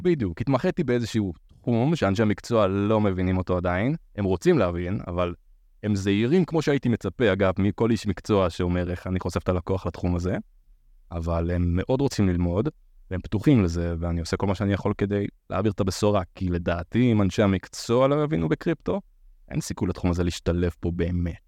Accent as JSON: {"language": "Hebrew", "town": "Beersheba", "region": "Southern District", "country": "Israel", "moved": "yes", "lives_now": "Tel Aviv, Israel", "said": "אני בן 30, מתל אביב, במקור אני באר שבעי"}